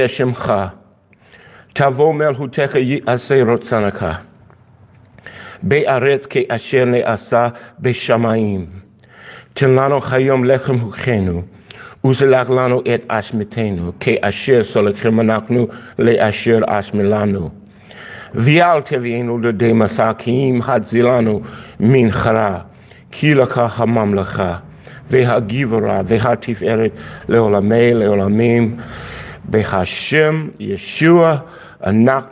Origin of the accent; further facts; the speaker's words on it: Miami, Florida, United States; I'm from Miami